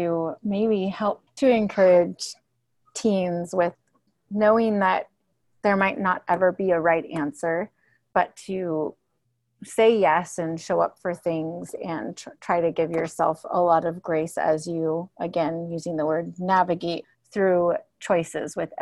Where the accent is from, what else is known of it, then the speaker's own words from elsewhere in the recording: Santa Cruz, California, United States; I grew up here in Santa Cruz